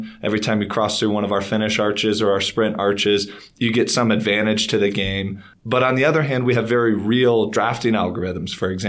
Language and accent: English; Chicago, Illinois, United States; I'm actually born and raised in Chicago, where the weather does turn terrible 6 months out of the year.